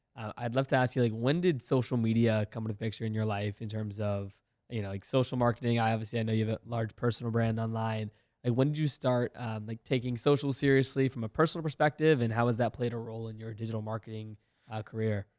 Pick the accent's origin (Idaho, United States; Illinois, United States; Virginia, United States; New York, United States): Virginia, United States; I played sports growing up in Virginia